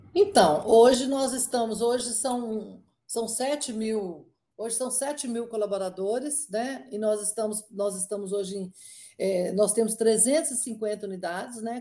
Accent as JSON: {"language": "Portuguese", "town": "Inhapim", "region": "Minas Gerais", "country": "Brazil", "moved": "as an adult", "lives_now": "Brasília, Brazil", "said": "eu eu sou mineira, né? Me formei lá pela UFMG"}